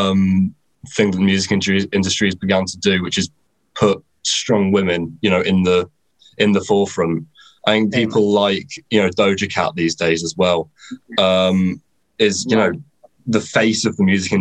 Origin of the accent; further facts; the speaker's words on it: Leicester / Nottingham, East Midlands, United Kingdom; I'm not from London. I'm from Leicester in Nottingham in the Midlands.